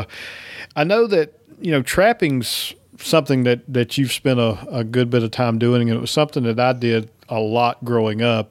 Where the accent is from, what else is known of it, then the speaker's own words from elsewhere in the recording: East Coast, United States; moved away as an adult; now in Georgia, United States; I grew up on the East Coast